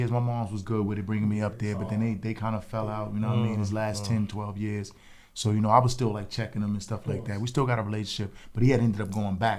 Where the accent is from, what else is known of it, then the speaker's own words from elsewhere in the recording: Mount Vernon, New York, United States; also born or lived in the Bronx; originally I was born in the Bronx too. I came up to Mount Vernon when I was like, I'll say about 7 years old. So basically my whole life was in Mount Vernon.